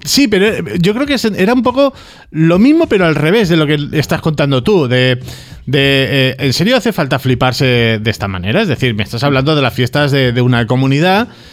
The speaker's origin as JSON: {"language": "Spanish", "region": "Balearic Islands", "country": "Spain", "said": "aquí, en Baleares"}